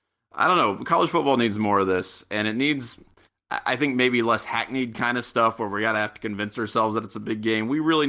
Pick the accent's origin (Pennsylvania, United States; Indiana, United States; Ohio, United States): Ohio, United States; I mean, I'm from Southwestern Ohio. I went to a Catholic high school.